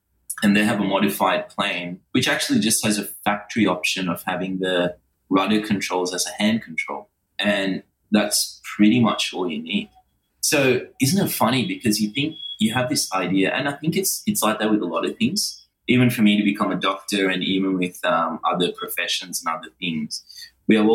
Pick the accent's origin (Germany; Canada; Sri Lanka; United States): Sri Lanka; now in Australia; where I was born in Sri Lanka